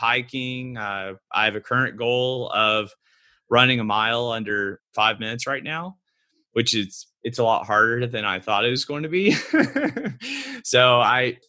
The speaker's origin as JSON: {"language": "English", "town": "Fort Worth", "region": "Texas", "country": "United States", "tie": "born or raised there", "also_born_or_lived": "Austin, Texas", "said": "I was born in Fort Worth"}